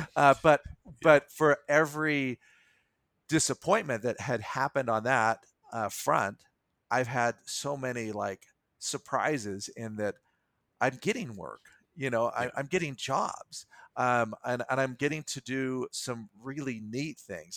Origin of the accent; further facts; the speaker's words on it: United States; I am an American, I am a citizen of the world.